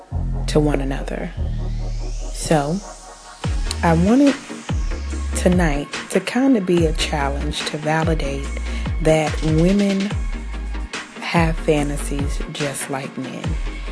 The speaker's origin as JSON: {"language": "English", "country": "New Zealand", "said": "I am Kiwi."}